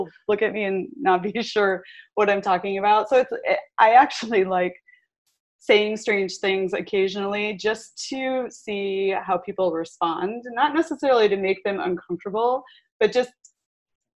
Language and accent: English; Midwest, United States; we're both from the Midwest